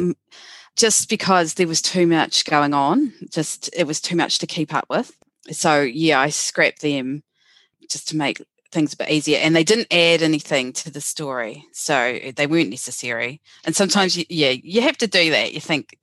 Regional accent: New Zealand

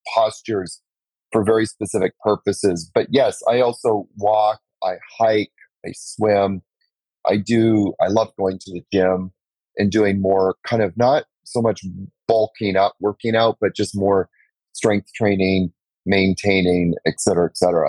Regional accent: Canada; moved away as an adult; also born or lived in New York; now in Costa Rica; I'm from Canada. Moved to New York for 10 years

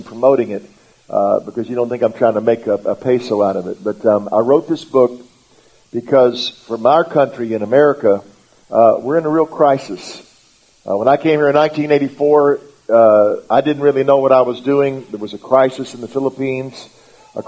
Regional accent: United States; first language English; I'm in English, American, which means I just speak English

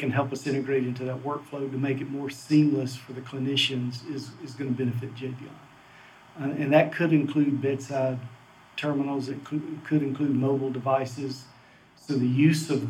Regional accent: the South, United States; I grew up in the South, as you can tell by my accent

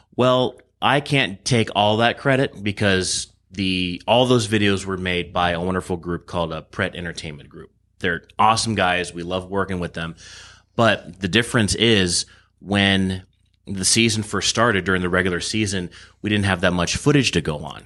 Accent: Irvine, California, United States; also born or lived in Los Angeles, California; now in Coachella Valley, United States; I grew up in Irvine. S, uh, lived there until I was twenty-one, then I moved to L A to go to film school

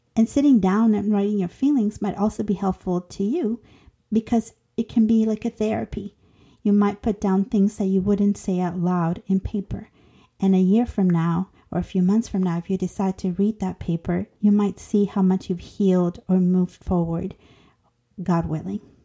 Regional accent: Honduras; moved away; I am an immigrant from Honduras turned citizen

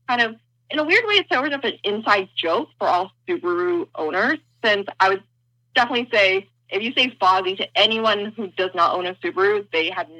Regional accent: Seattle, Washington, United States; we are from the Seattle area, mainly born and raised here, so we know the area super well

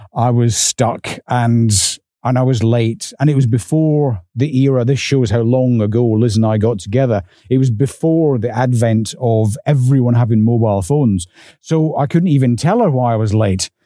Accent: north of the English border, Scotland, United Kingdom; accent: Scottish; moved away; I was also dragged up north of the English border. So when he heard my accent

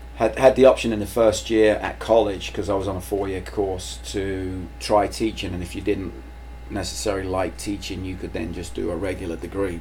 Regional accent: London, United Kingdom; moved away; I grew up in London.

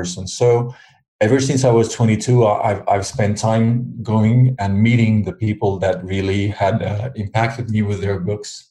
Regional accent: Switzerland; moved away as an adult; now in France; I live in France. I've been living there for 35 years, although I was born in Switzerland. That's where I grew up.

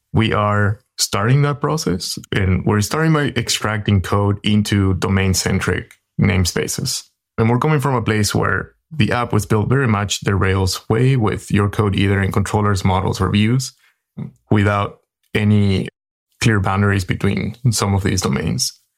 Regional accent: Paraguay; now in San Francisco Bay Area, United States; I am in the San Francisco Bay Area, but I'm originally from Paraguay, in South America

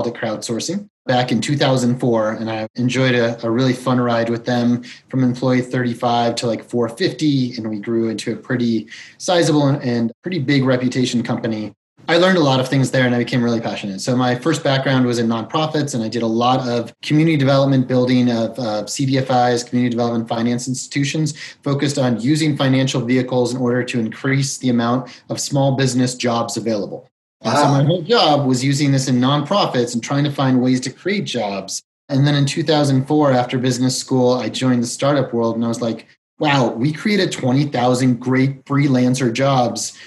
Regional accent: Colorado, United States; moved away as an adult; also born or lived in Chicago / San Francisco / South America / Brazil; I was born in Chicago. I grew up in Colorado. I basically consider this my hometown

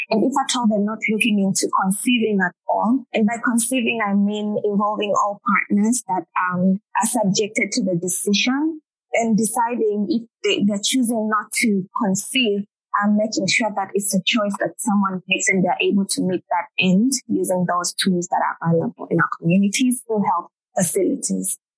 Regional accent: Zimbabwe; I'm from Zimbabwe.

